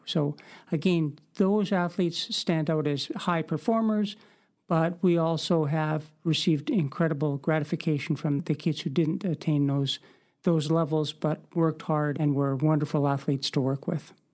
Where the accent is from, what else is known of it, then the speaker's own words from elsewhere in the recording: Winnipeg, Manitoba, Canada; moved away as an adult; also born or lived in Victoria; now in Parksville Qualicum Beach, Canada; We both grew up in Winnipeg and we met through our local track club.